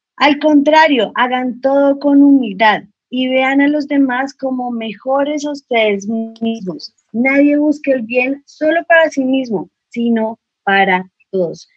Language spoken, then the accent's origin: Spanish; Colombia; a nosotros como colombianos siempre, o bueno, antes ya no tanto, pero nos, nos tildaban mucho de narcos